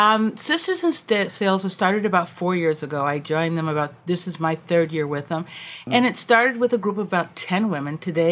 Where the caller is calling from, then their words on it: Washington, District of Columbia, United States; I am joining you from Washington, D.C.